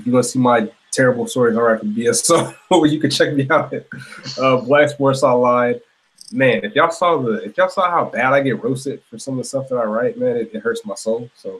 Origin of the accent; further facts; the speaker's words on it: Augusta, Georgia, United States; I am from Augusta, Georgia. I rep 706.